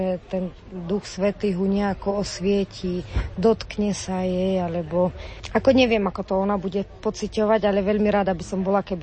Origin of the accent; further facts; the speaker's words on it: Trstená, Žilina Region, Slovakia; sme z Trstenej, z Oravy